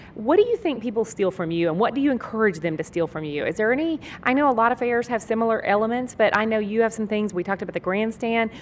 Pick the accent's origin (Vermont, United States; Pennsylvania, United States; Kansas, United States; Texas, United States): Texas, United States; I'm from Texas